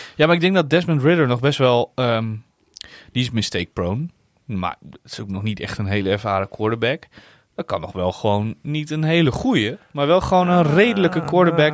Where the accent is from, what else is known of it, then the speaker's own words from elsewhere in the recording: Netherlands; als Nederlander